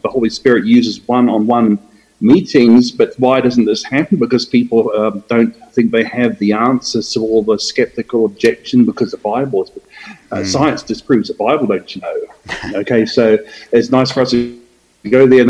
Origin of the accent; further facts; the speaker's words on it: New Zealand; moved away as an adult; also born or lived in Australia / Brisbane, Australia; now in Atlanta, United States; I was born in Australia, but I moved to New Zealand with my parents when I was very young. Did my education in New Zealand